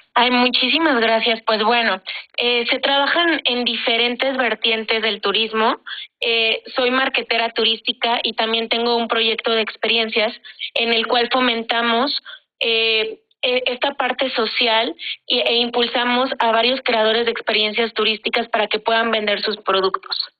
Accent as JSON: {"language": "Spanish", "country": "Mexico", "said": "nosotros como mexicanos"}